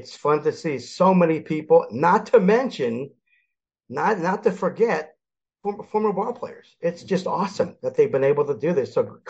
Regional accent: Philadelphia, Pennsylvania, United States; born there; Moved back to Philly. I was born in Philly. Moved back to Philly in 95 and back to the Phillies.

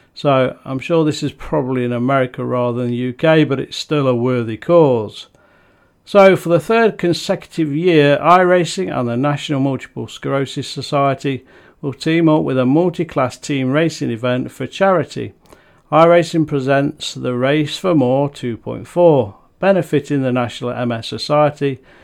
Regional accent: Nottingham, East Midlands, United Kingdom; Nottingham city centre, my home town

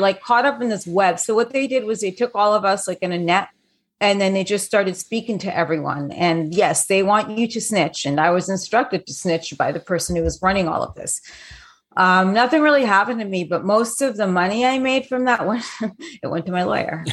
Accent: New York City, New York, United States; also born or lived in London; I grew up in New York City. and London.

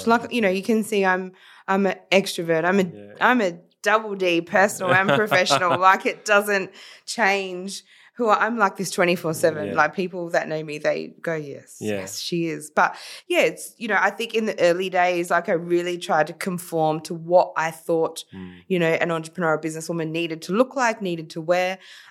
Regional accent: Philippines; now in Australia; I'm Filipino, Daniel, we believe in bartering.

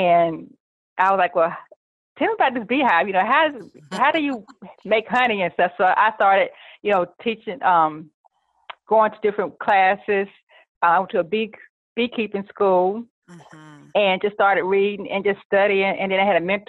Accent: North Carolina, United States; moved away as an adult; now in Virginia Beach, United States; I'm originally from North Carolina, and I've moved to Virginia Beach area three years ago

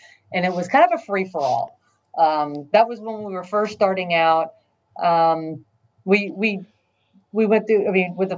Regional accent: Texas, United States; now in New Jersey, United States; where I'm from Texas, and anything ghost related, everyone thinks is a demon

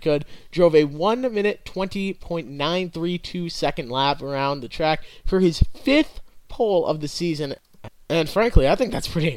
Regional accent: Stafford, Connecticut, United States; the hometown boy from where I'm from the Stafford Motor Speedway area

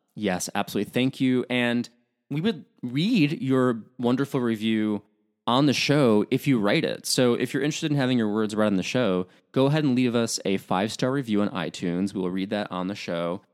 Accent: Midwest, United States; I'm from the Midwest

